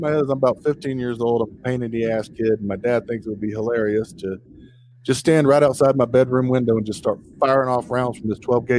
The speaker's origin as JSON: {"language": "English", "region": "South Carolina", "country": "United States", "said": "I'm from South Carolina"}